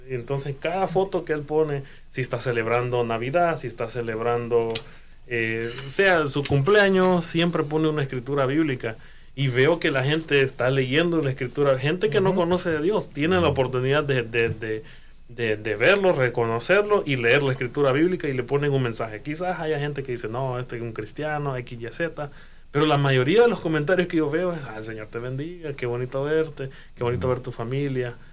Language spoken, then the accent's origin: Spanish; Honduras; Yo, quiero compartir algo también. Eh, yo, yo nací, crecí en Honduras y crecí viendo a jugadores jugador de fútbol, ¿verdad?